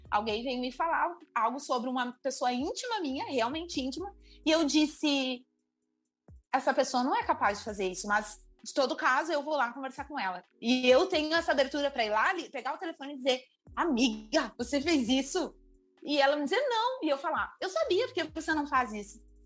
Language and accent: Portuguese; Gravataí, Rio Grande do Sul, Brazil; eu sou de Gravataí